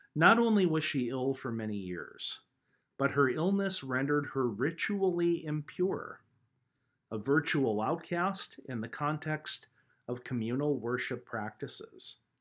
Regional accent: United States; moved away; within just a few miles of the farm where I grew up back in Logan County

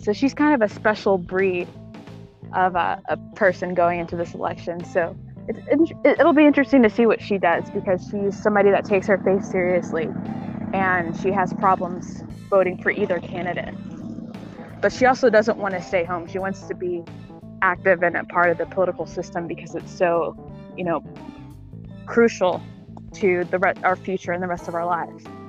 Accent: Texas, United States; I'm from Texas

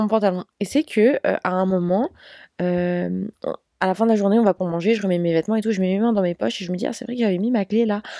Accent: France; je suis française.

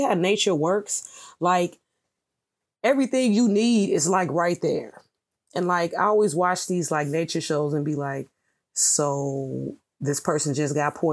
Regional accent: United States; even though I was born here in America

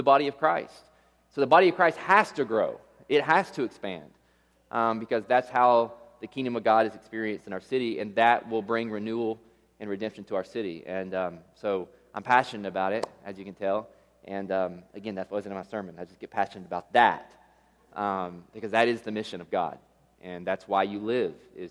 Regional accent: Tennessee, United States; now in Las Vegas, United States; I was born and raised in Tennessee

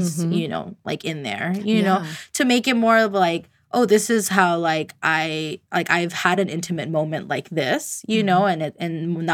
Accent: California, United States; I was born in California.

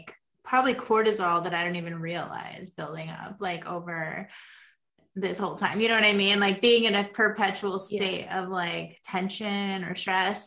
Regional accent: United States; I'm from America

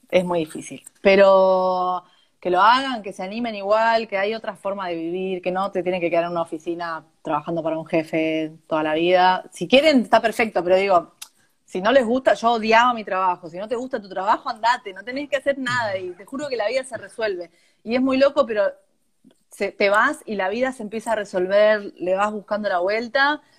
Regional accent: Argentina; moved away; Siendo argentino tenés que buscarle la vuelta.

